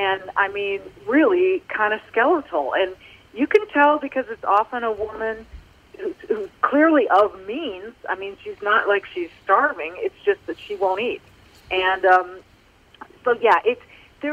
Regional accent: Manhattan Beach, California, United States; I grew up in Manhattan Beach, where every summer girls were in their bikinis all over the beach

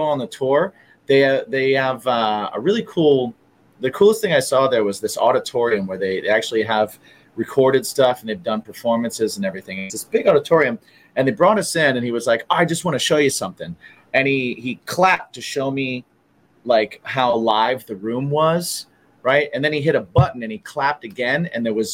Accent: Indiana, United States; moved away; I'm from Indiana

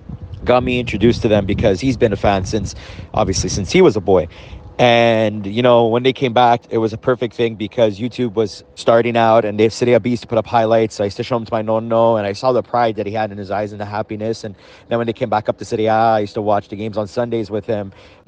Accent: Montreal, Quebec, Canada; I'm from Montreal, Canada.

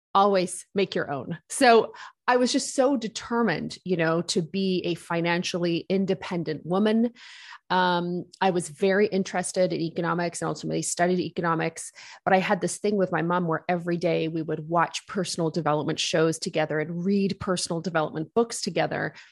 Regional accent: Wolfville, Nova Scotia, Canada; also born or lived in United Kingdom; I grew up in Woolfield, Nova Scotia, which is a college town on the east coast of Canada. We immigrated here from the United Kingdom.

